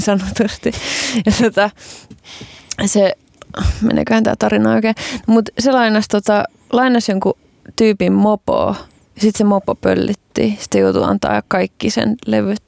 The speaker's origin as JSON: {"language": "Finnish", "town": "Kotka", "region": "Kymenlaakso", "country": "Finland", "tie": "born or raised there", "said": "Kotkassa vuonna 1989."}